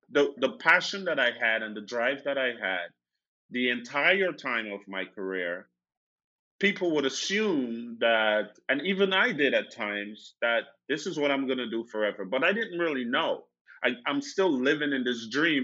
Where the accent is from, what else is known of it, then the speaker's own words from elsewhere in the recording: Guyana; now in Austin, United States; growing up in Guyana, I, you know, moved around a lot.